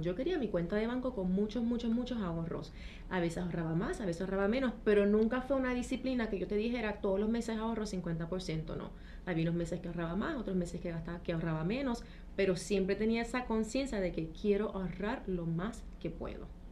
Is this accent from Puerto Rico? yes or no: yes; Trujillo Alto, Puerto Rico; moved away as an adult; also born or lived in London / Paris / Miami / Mexico; soy de y Trujillo Alto, de aquí como el Coquí